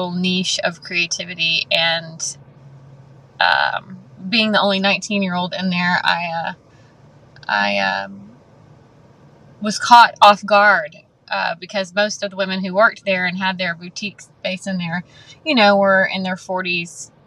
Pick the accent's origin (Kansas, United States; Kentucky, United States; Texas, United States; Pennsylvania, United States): Texas, United States; YO Ranch, near Camp Waldemar; I was raised on the Wyo Ranch, not far from Camp Waldemar, just about 25 minutes.